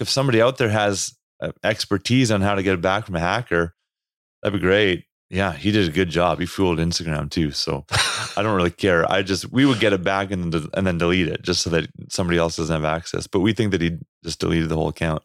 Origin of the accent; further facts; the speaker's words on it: Canada; accent: Canadian; my Canadian accent